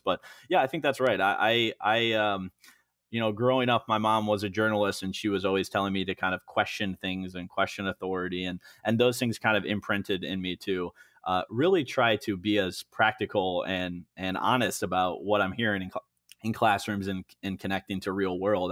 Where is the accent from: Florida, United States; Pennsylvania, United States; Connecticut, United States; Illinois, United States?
Illinois, United States; Moline; moved away; also born or lived in Chicago, Illinois; I grew up in Moline, Illinois, which is Western Illinois, uh, right on the river